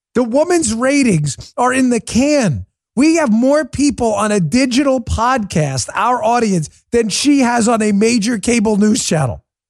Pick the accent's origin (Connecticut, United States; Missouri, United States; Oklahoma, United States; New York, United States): New York, United States; New York City; moved away; I spent most of my adult life growing up in New York City